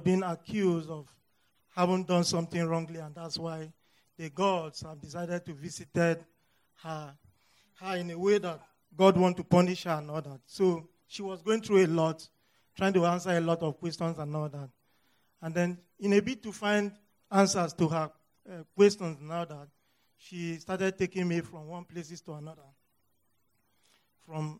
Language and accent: English; North Central Nigeria, Nigeria; moved away as an adult; now in United States; I am from Nigeria. I was born in the north central part of northern Nigeria.